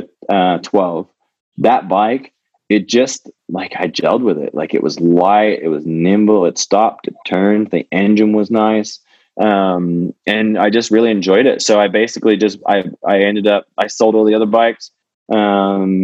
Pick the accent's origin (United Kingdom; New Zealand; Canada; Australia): Australia; born or raised there; moved away as an adult